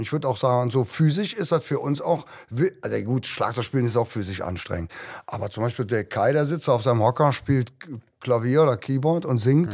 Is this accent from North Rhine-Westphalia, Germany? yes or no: yes; Cologne, North Rhine-Westphalia, Germany; Bei uns in Köln